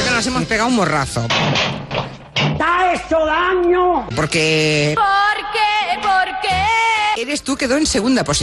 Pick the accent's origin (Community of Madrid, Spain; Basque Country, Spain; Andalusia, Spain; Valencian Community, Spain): Andalusia, Spain; Jaén; Soy de Jaén Capital.